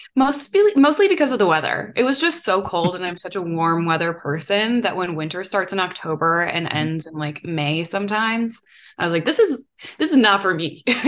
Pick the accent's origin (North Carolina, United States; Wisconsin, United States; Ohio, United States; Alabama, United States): Wisconsin, United States; Mequon; moved away as an adult; also born or lived in Georgia; I grew up outside of Milwaukee in a town called Mequon, and I was born and raised, like literally lived in the same house my whole life